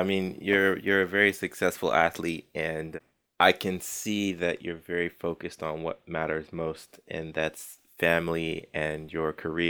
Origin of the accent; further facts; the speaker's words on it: Texas, United States; moved away; I was born in Texas, and so whenever I get a chance to go back home